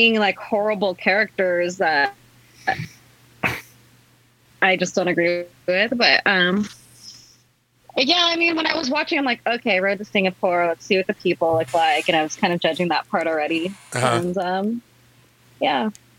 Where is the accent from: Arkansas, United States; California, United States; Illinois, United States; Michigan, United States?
California, United States; Diamond Bar; Diamond Bar